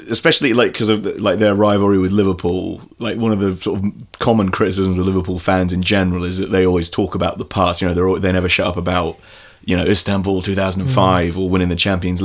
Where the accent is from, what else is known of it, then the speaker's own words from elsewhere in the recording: Ireland; as an Irishman